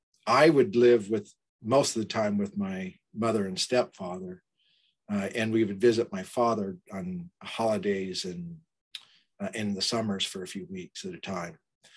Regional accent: Burley, Idaho, United States; And so I was born in Southern California, but then we moved back to Idaho when I was very young, before my memories started, about a year and a half, and then lived on a farm outside of Burley, Idaho, along the Snake River.

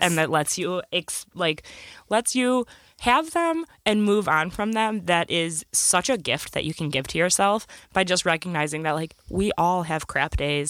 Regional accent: Michigan, United States; we're from Michigan

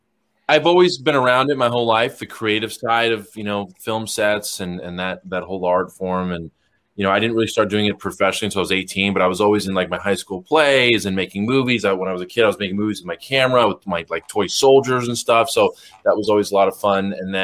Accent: Los Angeles, California, United States; Los Angeles, California.

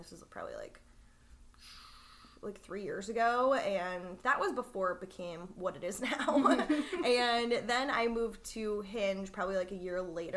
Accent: Minnesota, United States; I'm from Minnesota. So fellow Midwesterners

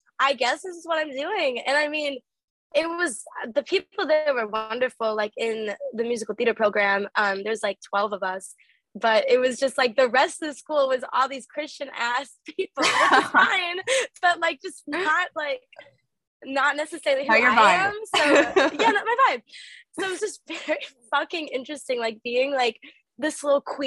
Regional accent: St. Charles, Illinois, United States; moved away; also born or lived in Wisconsin; I lived in the suburbs of Chicago, so like St. Charles area.

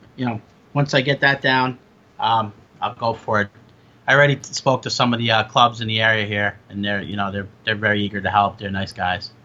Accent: Long Island, New York, United States; I grew up in Long Island

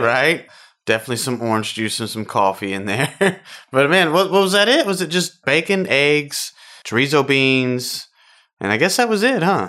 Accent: Houston, Texas, United States; Born and raised in Houston, Texas

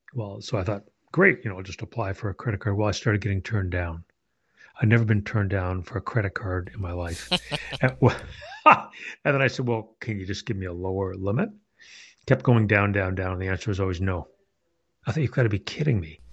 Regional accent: Canada; moved away as an adult; now in Ohio, United States; my native Canada. Uh, since moved to Ohio

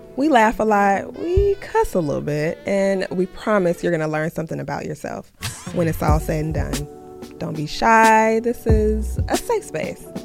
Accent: Chicago, Illinois, United States; I'm from the south side

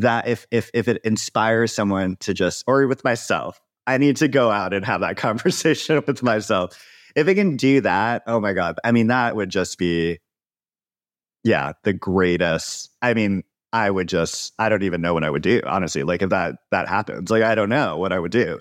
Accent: Hawaii, United States; moved away; also born or lived in Joshua Tree; I grew up in Hawaii

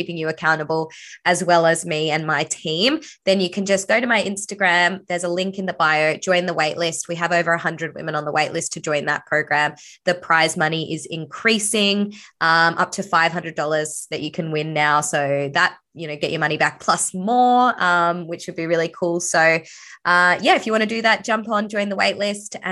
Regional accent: Sydney, New South Wales, Australia; I was born in Sydney

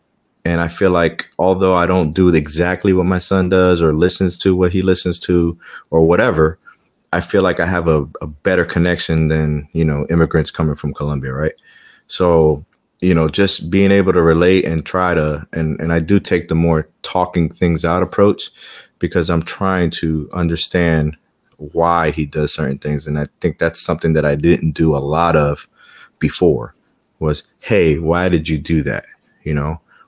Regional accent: New York City, New York, United States; growing up in Queens, New York, you know, hip hop background, like all I listened to, I was raised in a predominantly Hispanic and Black neighborhood.

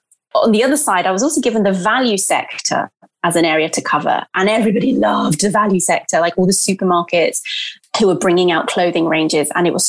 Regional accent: Brazil; And I'm Brazilian. I grew up in Brazil.

